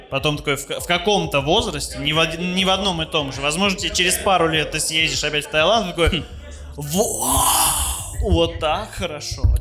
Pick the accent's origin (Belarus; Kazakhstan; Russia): Belarus; мы же из Беларуси кухонька